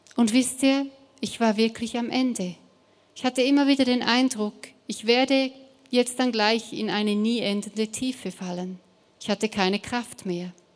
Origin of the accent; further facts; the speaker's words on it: Switzerland; German is a second language; now in Stuttgart, Germany; ich komme ursprünglich aus der Schweiz